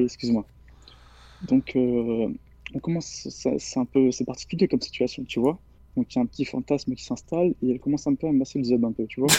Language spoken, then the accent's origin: French; near Bordeaux, Nouvelle-Aquitaine, France; j'ai 17 ans, je viens des alentours de Bordeaux